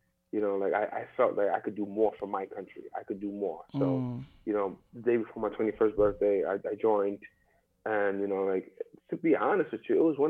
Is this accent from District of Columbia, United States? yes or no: no; New York City, New York, United States; So my journey, I'm born and raised New Yorker. Born in Brooklyn, raised in Brooklyn. I even went to Brooklyn College.